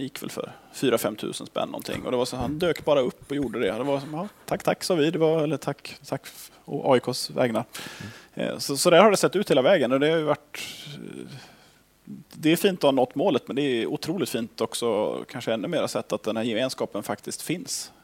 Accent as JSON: {"language": "Swedish", "town": "Gothenburg", "region": "Västra Götaland", "country": "Sweden", "moved": "as an adult", "lives_now": "Skellefteå, Sweden", "said": "Fast nu har jag bott här uppe i 16 år, men jag kommer från Göteborg från början"}